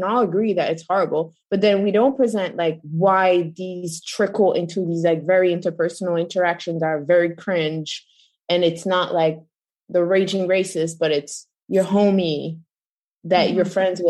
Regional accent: Belgium; moved away as an adult; now in United States; I grew up in Europe, Belgium, and then I ended up being an American around like 2008

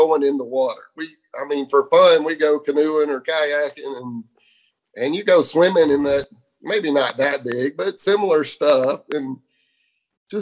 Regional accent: Fort Valley, Georgia, United States; grew up in Fort Valley, Georgia

